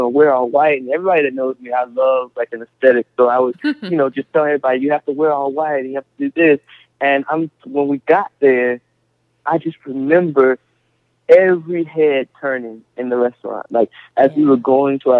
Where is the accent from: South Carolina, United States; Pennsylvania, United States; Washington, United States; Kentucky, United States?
South Carolina, United States; Cassatt; moved away as an adult; I grew up in South Carolina, like I said, in the South